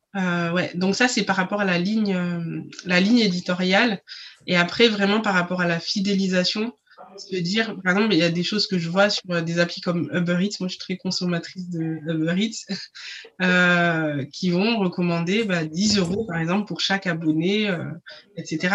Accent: Senegal; je suis sénégalaise

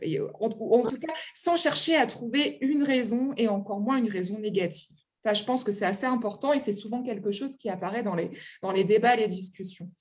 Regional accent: France; also born or lived in Germany; je rentre en France

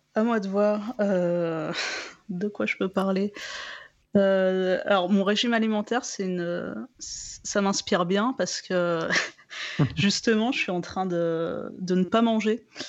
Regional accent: France; je suis je suis française

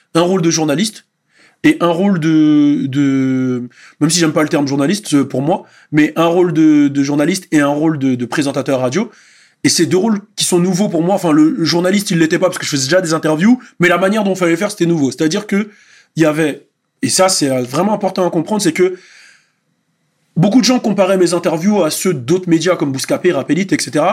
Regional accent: Montfermeil, Île-de-France, France; nous, souvent à Montfermeil

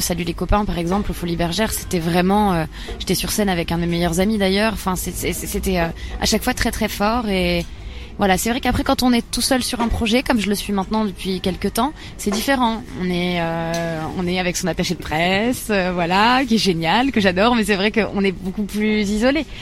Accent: Bar-le-Duc, Grand Est, France; J'ai grandi dans l'est de la France, pas loin de Nancy, à Bar-le-Duc

